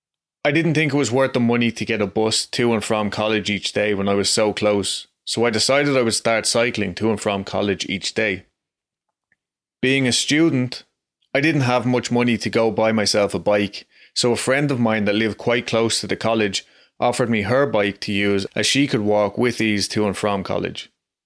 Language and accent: English; Dublin, Leinster, Ireland; I'm from Dublin, Ireland, and really you don't hear many stories like this in Ireland.